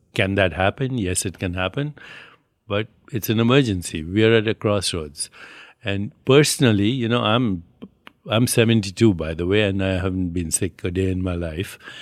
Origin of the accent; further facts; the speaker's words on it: India; moved away; also born or lived in New York; I'm Indian